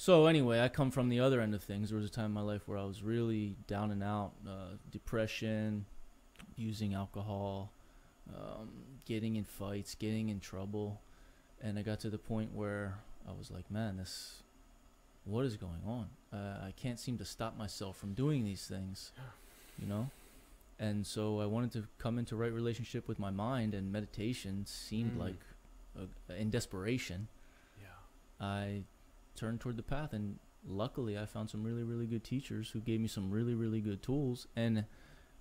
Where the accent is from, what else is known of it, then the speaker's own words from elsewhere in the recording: Philadelphia, Pennsylvania, United States; moved away as an adult; also born or lived in Los Angeles; I grew up in Philly, in the suburbs outside of the city, blue-collar neighborhood.